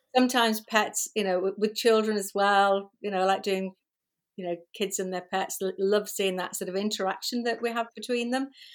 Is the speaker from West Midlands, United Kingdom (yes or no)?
no; Liverpool, North West England, United Kingdom; moved away; I was born in Liverpool, uh, many years ago, and, um, went to school there, worked there